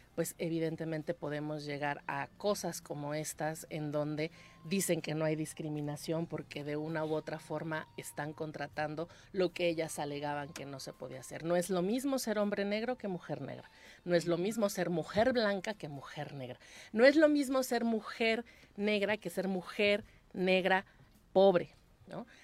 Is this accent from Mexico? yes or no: yes; Mexico City, Mexico; now in Cuernavaca, Mexico; vivo en una ciudad como Cuernavaca, que nací en la Ciudad de México